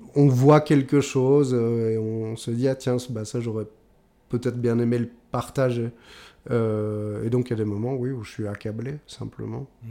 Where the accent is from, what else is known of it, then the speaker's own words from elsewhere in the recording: Belgium; chez nous, en Belgique